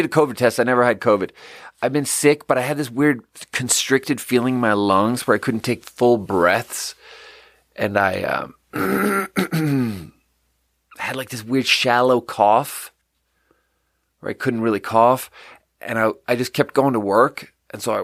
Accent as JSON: {"language": "English", "country": "Sweden", "tie": "born or raised there", "moved": "yes", "said": "I grew up in Sweden, and in third grade in Sweden"}